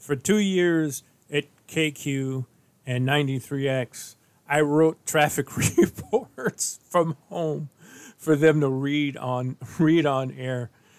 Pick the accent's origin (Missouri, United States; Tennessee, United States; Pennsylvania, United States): Missouri, United States; St. Louis; And I was born and raised in St. Louis.